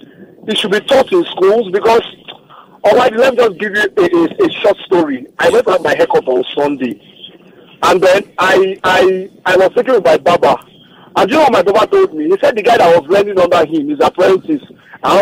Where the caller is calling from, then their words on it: Osun, Nigeria; I'm calling you from Osun State.